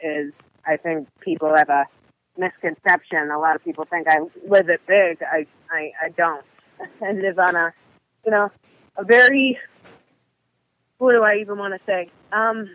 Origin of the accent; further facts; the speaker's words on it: Western New York, United States; I came from Western New York, where it's a small town, and I was raised in a middle-class Christian household